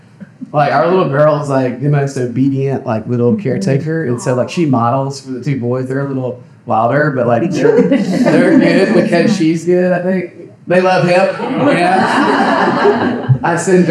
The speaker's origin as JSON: {"language": "English", "town": "Mobile", "region": "Alabama", "country": "United States", "tie": "born or raised there", "said": "I grew up in Mobile."}